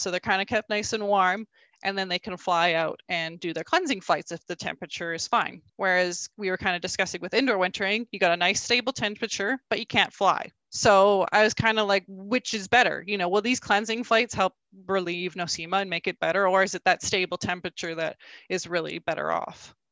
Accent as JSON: {"language": "English", "region": "rural Alberta", "country": "Canada", "tie": "born or raised there", "said": "I grew up in, in rural Alberta"}